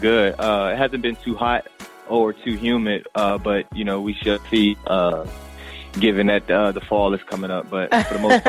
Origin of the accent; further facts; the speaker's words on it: Newport News, Virginia, United States; moved away as an adult; also born or lived in Raleigh, North Carolina; now in New York, United States; born and raised in Newport News, Virginia, and a fellow graduate, class of 2009 from Shaw University.